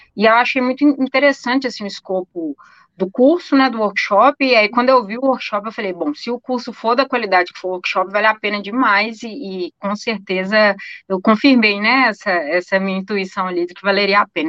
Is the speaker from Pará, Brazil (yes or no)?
no; Minas Gerais, Brazil; a gente é mineira desconfiado